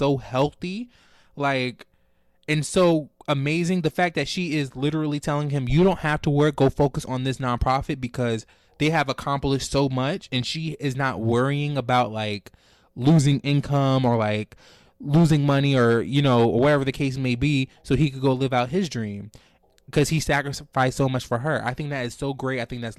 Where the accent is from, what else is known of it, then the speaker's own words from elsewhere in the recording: Jersey City, New Jersey, United States; Like, we're from Jersey City.